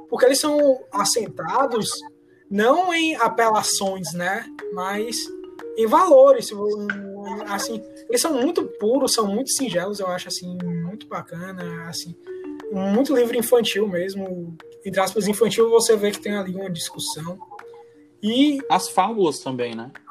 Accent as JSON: {"language": "Portuguese", "region": "Ceará", "country": "Brazil", "said": "a gente é, é cearense."}